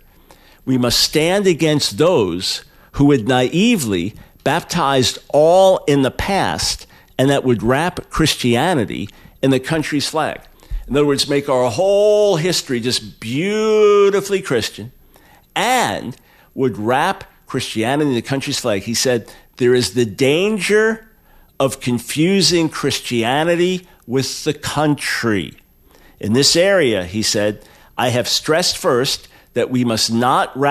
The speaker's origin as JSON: {"language": "English", "country": "United States", "said": "I'm an American"}